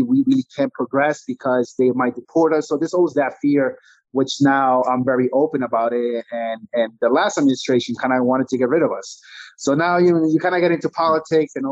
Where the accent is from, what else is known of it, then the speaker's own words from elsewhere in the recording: New York, United States; also born or lived in Costa Rica; I grew up in New York. I'm an immigrant